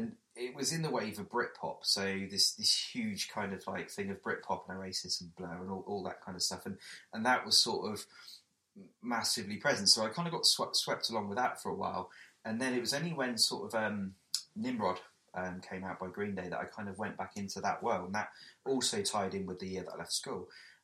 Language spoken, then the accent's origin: English; Weymouth, South West England, United Kingdom; I come from a small seaside town called Weymouth